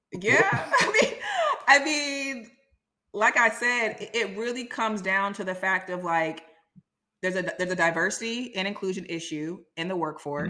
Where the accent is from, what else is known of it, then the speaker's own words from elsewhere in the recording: Silicon Valley, California, United States; I'm from Silicon Valley